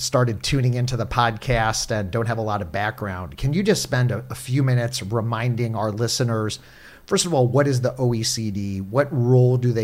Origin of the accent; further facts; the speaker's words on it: St. Louis, Missouri, United States; as a St. Louisan